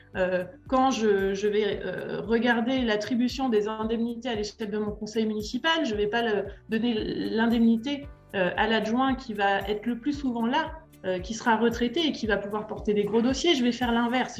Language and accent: French; Annemasse, Auvergne-Rhône-Alpes, France; moved away as an adult; also born or lived in Lyon / Paris; now in Châtel-en-Trièves, France; Je suis originaire d'Annemasse, en Haute-Savoie